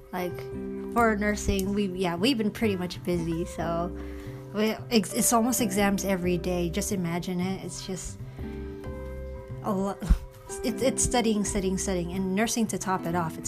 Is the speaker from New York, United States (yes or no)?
yes; New York City, New York, United States; born or raised there; first language English; moved away as an adult; now in Philippines